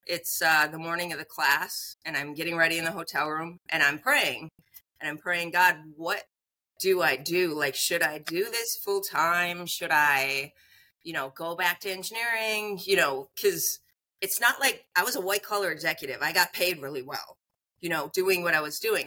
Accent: northern Minnesota, United States; so I grew up in Minnesota, northern Minnesota. I grew up on a farm.

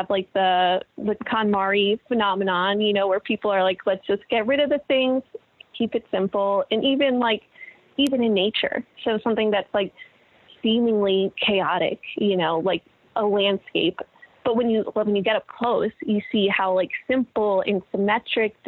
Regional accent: Connecticut, United States; moved away; my hometown in Connecticut

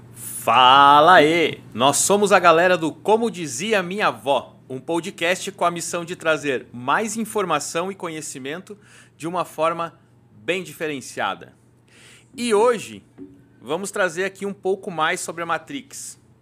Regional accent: South Region, Brazil; moved away as an adult; now in São Paulo, Brazil; quando eu saí do Sul, eu trabalhava numa empresa, uma multinacional lá no Sul

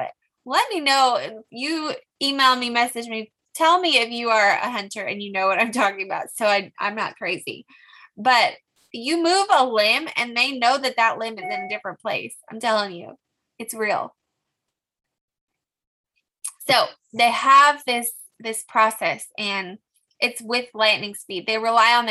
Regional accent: California, United States; I'm from California

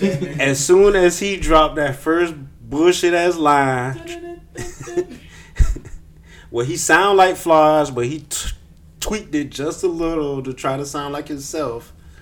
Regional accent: Savannah, Georgia, United States; we all from Savannah

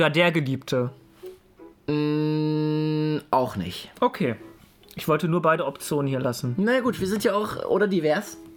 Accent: Poland; German is a second language; als Pole, Gebürtiger, kann man das.

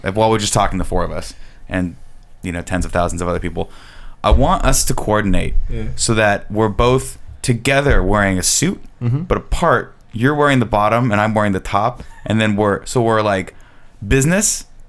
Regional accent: Riverside, California, United States; my hometown, Riverside, California, i.e. Inland Empire.

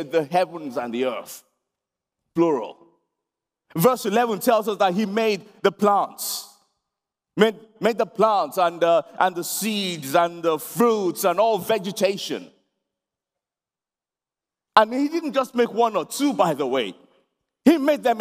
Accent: Nigeria; now in London, United Kingdom; I'm a Nigerian, born in Nigeria, and then I've lived in London most of my life now

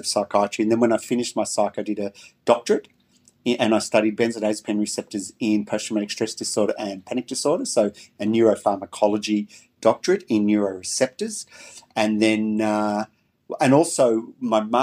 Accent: Melbourne, Victoria, Australia; I was born and raised in Melbourne

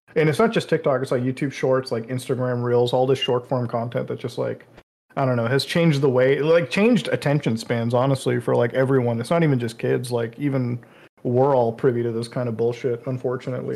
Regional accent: India; I'm from India, so like being an Indian Muslim

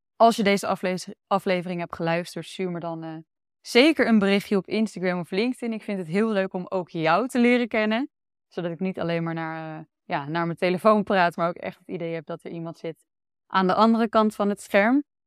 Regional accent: Almere, Flevoland, Netherlands; moved away as an adult; also born or lived in Amsterdam; now in Utrecht, Netherlands; Ik kom zelf uit Almere

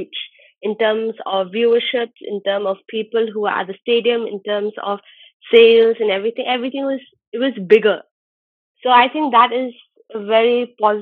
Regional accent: Shillong, Meghalaya, India; moved away as an adult; now in Mumbai, India; I'm from Shillong, born and brought up there. And I'm currently living in Bombay

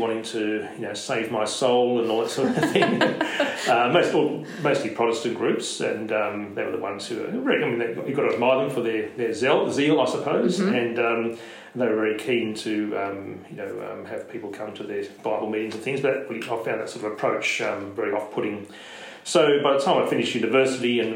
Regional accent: Sydney, New South Wales, Australia; also born or lived in Penrith, Australia / Durham, United Kingdom; they moved there when I was just under a year old, and I grew up in Leila Park.

